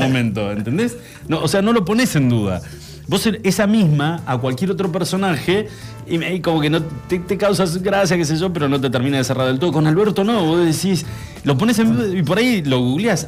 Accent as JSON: {"language": "Spanish", "country": "Argentina"}